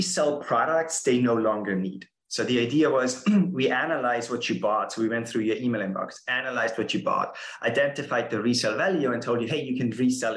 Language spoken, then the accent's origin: English; Austria; English is a second language; moved away as an adult; now in San Francisco, United States; I'm originally from Austria